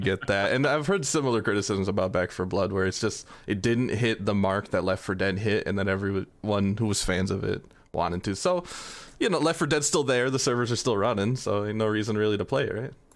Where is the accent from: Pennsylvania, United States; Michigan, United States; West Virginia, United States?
Michigan, United States; Flint; I'm from Flint in Michigan